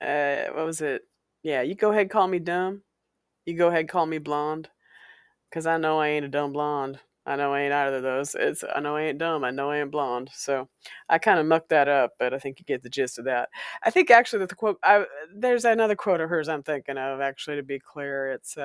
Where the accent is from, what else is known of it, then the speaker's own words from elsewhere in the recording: Walla Walla, Washington, United States; the house on Valencia Street, was a house I grew up in Walla Walla, Washington, many decades ago, several decades ago.